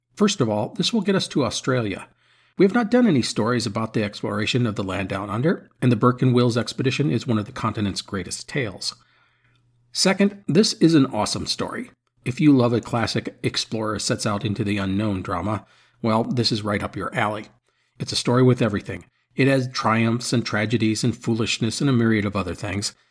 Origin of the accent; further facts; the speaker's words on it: Midwest, United States; I am an American from the Midwest